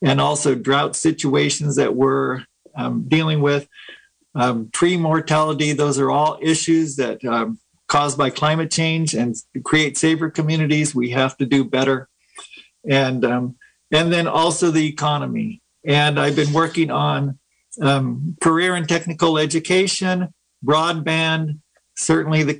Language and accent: English; Willits, California, United States; also born or lived in Guatemala; I was raised in Willits. Went to Willits Public Schools